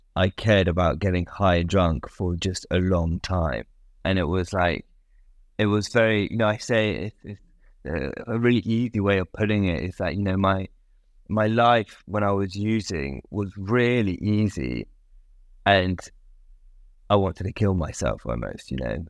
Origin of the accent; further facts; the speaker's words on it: United Kingdom; of being British, I think. Being a British